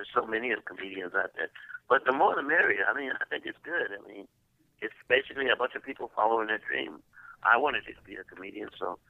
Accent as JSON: {"language": "English", "town": "Columbia", "region": "South Carolina", "country": "United States", "also_born_or_lived": "Atlanta, Georgia", "moved": "as an adult", "said": "I'm from Columbia, South Carolina, yeah."}